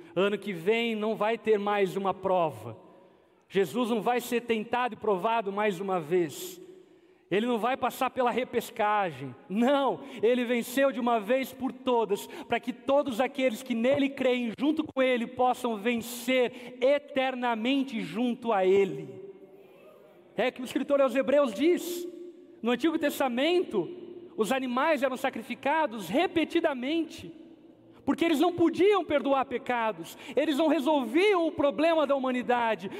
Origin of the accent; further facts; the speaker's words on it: Brazil; nossa como brasileiros